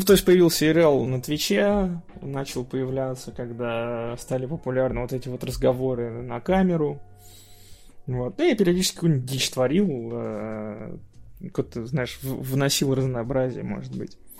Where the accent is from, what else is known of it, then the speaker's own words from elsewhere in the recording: Saint Petersburg, Russia; Я из Санкт-Петербурга